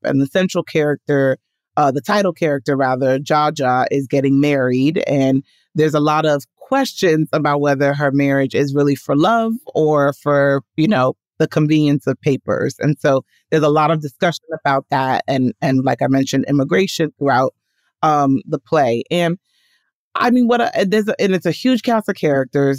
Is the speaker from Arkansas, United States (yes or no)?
no; New York City, New York, United States; I was born and raised in Washington Heights, which is the neighborhood just above Harlem